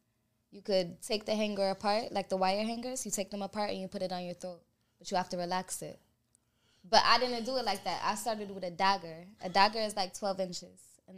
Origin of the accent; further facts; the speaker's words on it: Miami, Florida, United States; And I'm from Miami.